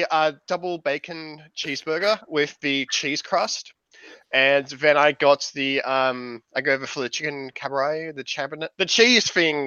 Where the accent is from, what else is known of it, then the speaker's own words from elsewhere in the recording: Australia; as an Australian